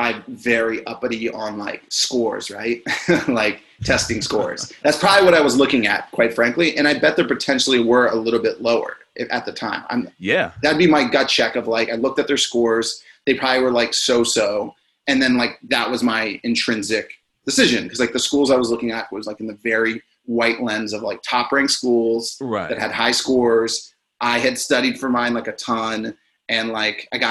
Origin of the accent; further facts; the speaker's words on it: Maryland, United States; growing up in Maryland and going to GW just like across the city